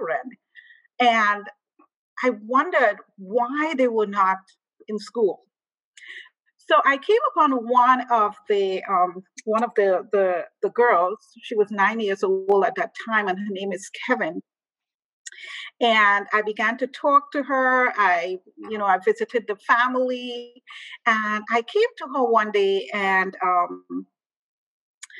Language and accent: English; Trinidad & Tobago; moved away; also born or lived in Chicago / Kampala; originally I am from Trinidad and Tobago, which is in the Caribbean.